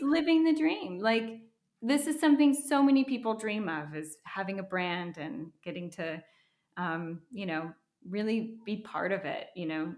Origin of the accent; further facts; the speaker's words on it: Wisconsin, United States; moved away as an adult; also born or lived in Minnesota; now in Los Angeles, United States; I grew up in Wisconsin